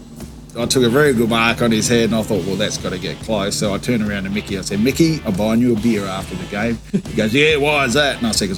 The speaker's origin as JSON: {"language": "English", "town": "Loxton", "region": "South Australia", "country": "Australia", "tie": "born or raised there", "also_born_or_lived": "McLaren Vale, South Australia", "said": "So we got in the caravan, and 3 hours out of Adelaide, that was it. We ended up at Loxton."}